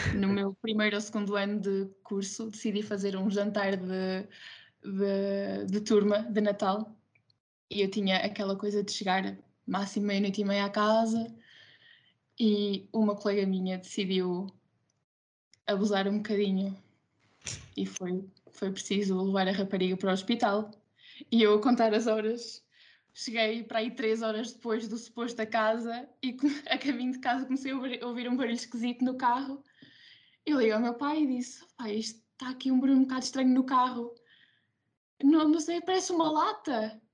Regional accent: Ílhavo, Aveiro District, Portugal; estou licenciada, terminei agora a licenciatura em enfermagem, tenho 22 anos e, e, sou de Ilhavo

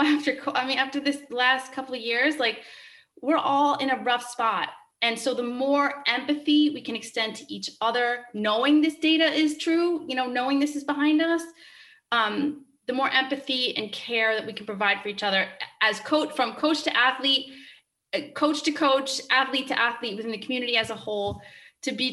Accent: Rhode Island, United States; I'm from Rhode Island

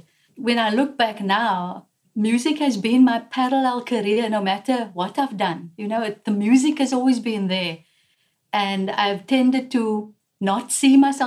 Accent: South Africa; I'm a South African woman

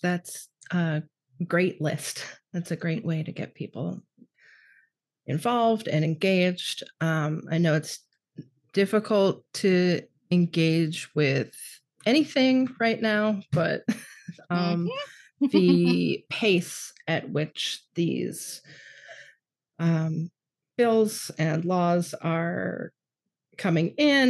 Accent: Ohio, United States; as like a young queer person growing up in Ohio

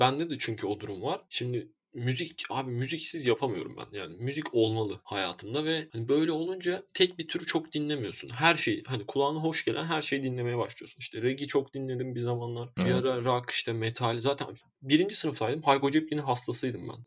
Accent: Istanbul, Turkey; ben doğma büyüme Esenlerliyim

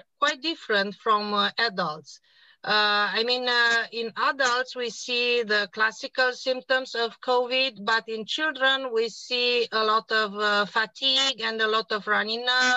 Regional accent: Cluj-Napoca, Cluj County, Romania; I am from Cluj-Napoca, Romania.

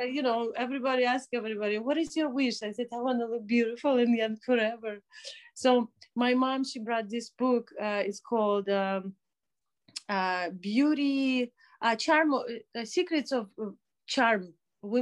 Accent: Minsk, Belarus; moved away as an adult; also born or lived in Toronto, Canada; I grew up in Minsk

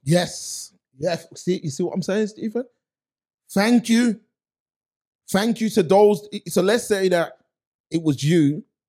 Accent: Birmingham, West Midlands, United Kingdom; I'm from Erdington

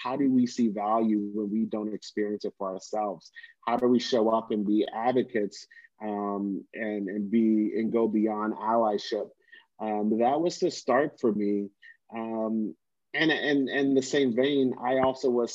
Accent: Virginia, United States; moved away as an adult; now in Atlanta, United States; born and raised in Virginia

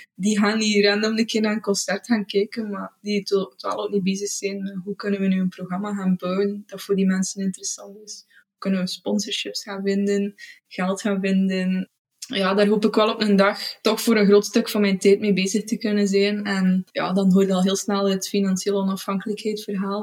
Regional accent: Beselare, Flanders, Belgium; moved away as an adult; now in Izegem, Belgium; En ik ben afkomstig uit Beeselaren, het, het Heksendorp

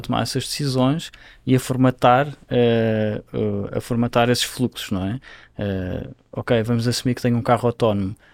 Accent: Madeira, Portugal; moved away as an adult; now in Brazil; eu nasci numa ilha, não é? Eu, cresci na, eu nasci na Ilha da Madeira.

